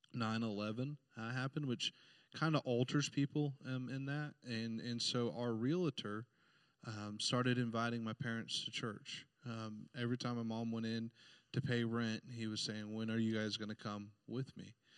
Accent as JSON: {"language": "English", "town": "Indianapolis", "region": "Indiana", "country": "United States", "tie": "born or raised there", "said": "I was born uh, in Indianapolis, downtown uh, Indiana, and and we grew up on the just the outskirts of of that city"}